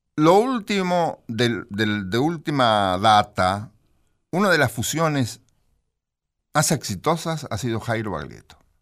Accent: Mechita, Buenos Aires Province, Argentina; yo soy de Bragado. Bragado Cerquita de Bragado, un cuartel de Bragado mm. es eh, Mechita con Estación Mecha

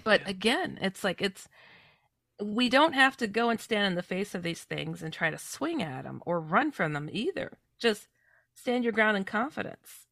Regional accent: Midwest, United States; also born or lived in California; I come from the Midwest, um, though I was born in California

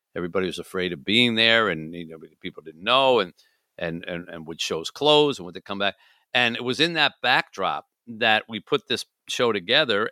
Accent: Michigan, United States; my home state

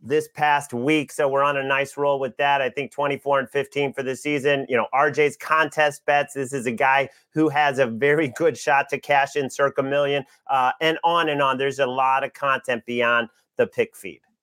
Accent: St. Louis, Missouri, United States; I grew up in Saint Louis

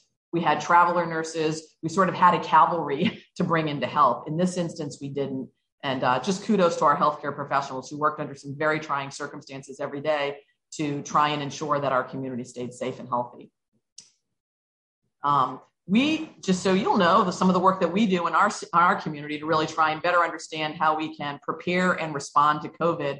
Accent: Hawaii, United States; born there; now in Salem, United States; You know, I'm not a Salem native. I'm actually a Navy brat. My dad is from Lynn. I was born in Hawaii, lived on both coasts. I came to Salem to go to school

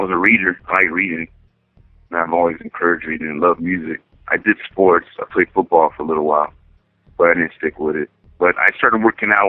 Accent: Pomona, California, United States; Born and raised in Pomona, California. And I grew up in the Inland Empire area

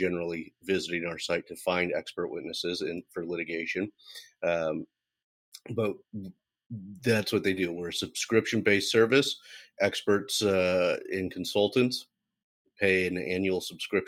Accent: Central Valley, California, United States; Born and raised in the Central Valley

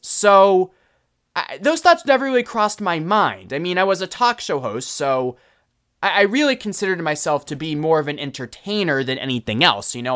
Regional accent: Boston, Massachusetts, United States; growing up in Boston as a kid

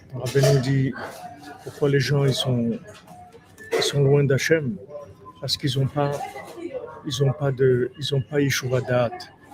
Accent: Toulouse, Occitania, France; quand j'étais jeune à Toulouse

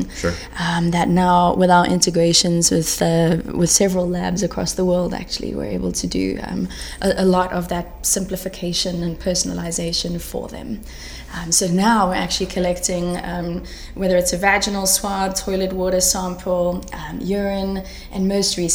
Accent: South Africa; from South Africa.

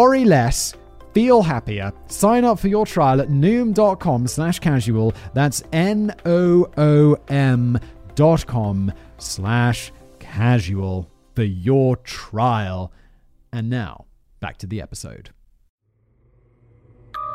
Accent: United Kingdom; I'm just British

